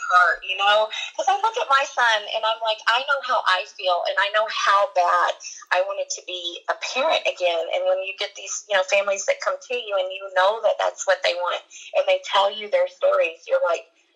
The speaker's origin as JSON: {"language": "English", "region": "Kentucky", "country": "United States", "moved": "yes", "said": "I'm from Kentucky"}